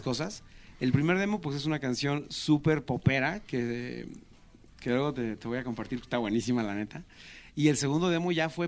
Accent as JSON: {"language": "Spanish", "town": "Tulancingo", "region": "Hidalgo", "country": "Mexico", "tie": "born or raised there", "said": "somos hermanos, somos de Tulancingo Hidalgo y el estar cerca de la capital, pero pues ya en provincia, nos hizo crecer"}